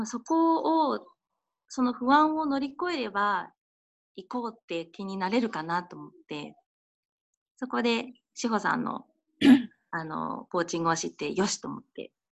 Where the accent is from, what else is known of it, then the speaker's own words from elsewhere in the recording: Kawagoe, Saitama, Japan; 私も川越出身で、